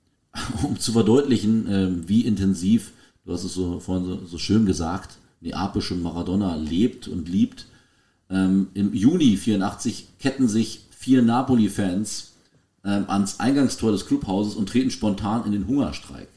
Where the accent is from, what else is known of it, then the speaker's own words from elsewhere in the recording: Germany; wir sind klassische Kartoffeln, die probieren, schwierige Namen vorzulesen.